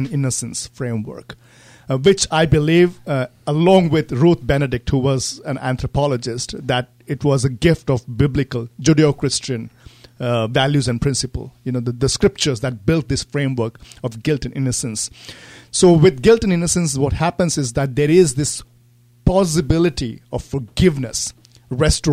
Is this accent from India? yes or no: yes; India; moved away as an adult; now in United States; growing up in India.